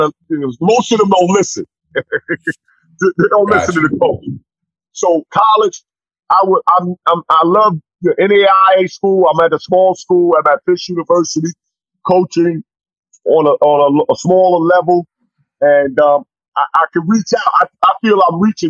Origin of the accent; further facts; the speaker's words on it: New York City, New York, United States; my hometown where I'm from